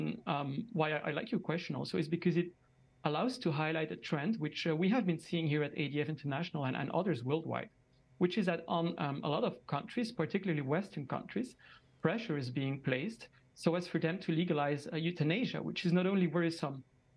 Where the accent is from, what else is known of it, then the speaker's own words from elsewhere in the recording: Belgium; I'm joining from Belgium. I'm actually a Belgian citizen myself, and I'm here in the capital of Europe, which is Brussels